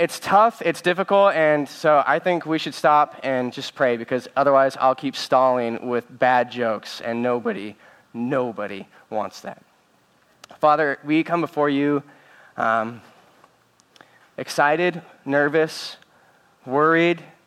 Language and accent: English; Northern California, United States; I'm from Northern California